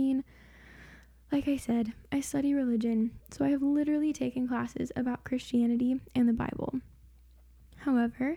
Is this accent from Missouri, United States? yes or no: yes; Springfield, Missouri, United States; I am from Springfield, Missouri